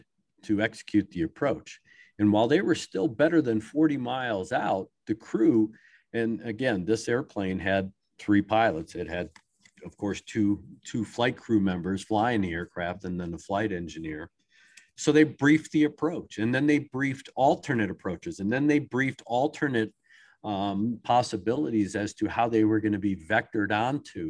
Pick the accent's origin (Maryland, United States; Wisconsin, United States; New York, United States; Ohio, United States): Maryland, United States; I grew up in Maryland.